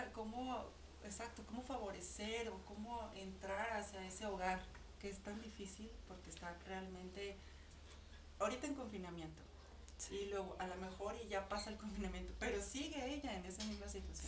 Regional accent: Mexico; nosotros como, como mexicanos, como ciudadanas

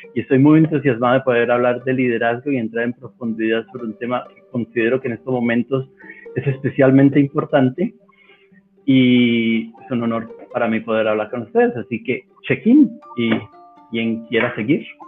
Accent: Bogotá, Colombia; moved away as an adult; now in Cali, Colombia; aunque soy bogotano

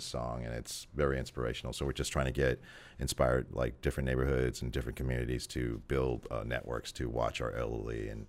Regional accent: New York, United States; I'm from New York, so I definitely pay homage to New York

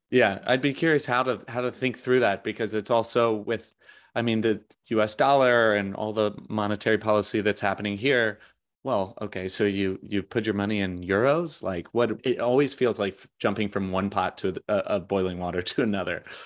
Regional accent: United States; as an American

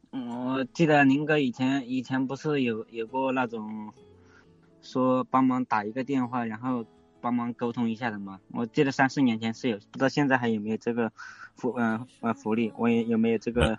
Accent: Changsha, Hunan, China; moved away as an adult; now in Jiangsu, China; 打算直接回湖人长春那边，回我老家那边

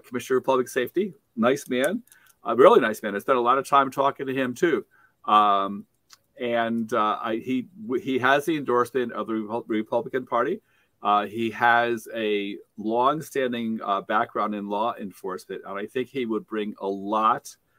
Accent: Saratoga Springs, New York, United States; I grew up in Saratoga Springs

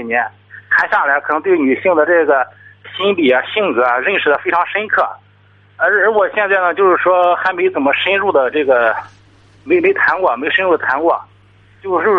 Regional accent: Tai'an, Shandong, China; 我是泰安的

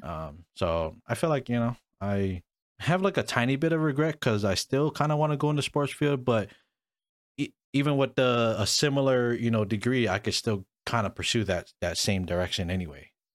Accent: Hawaii, United States; first language English; I was born and raised in Hawaii

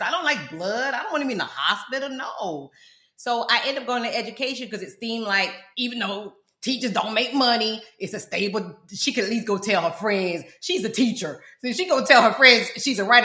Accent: South Florida, United States; also born or lived in London, United Kingdom / Fort Lauderdale; I'm from South Florida. That's where this accent come from

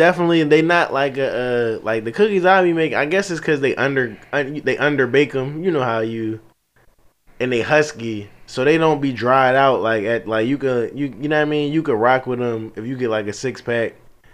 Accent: California, United States; I'm from the Bay.

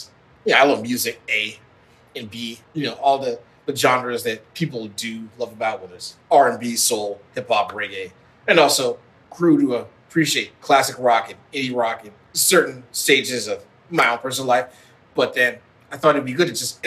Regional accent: Midwest, United States; as a son of African immigrants growing up in the Midwest

